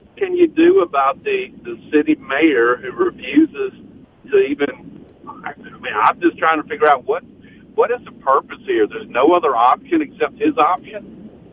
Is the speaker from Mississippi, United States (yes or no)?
yes; Jackson, Mississippi, United States; I grew up in South Jackson